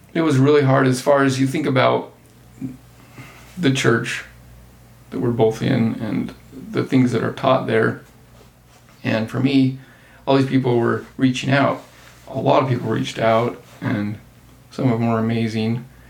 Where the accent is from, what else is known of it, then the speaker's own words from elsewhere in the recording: Circleville, Utah, United States; also born or lived in St. George, Utah; now in Salt Lake City area, United States; I grew up in St. George from high school on and grew up in Circleville before that, which is very small town.